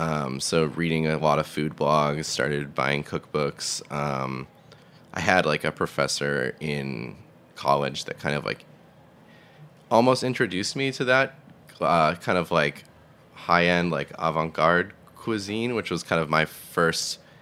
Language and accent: English; Massachusetts, United States; I grew up in Massachusetts, like 30 minutes south of Boston, in the suburbs.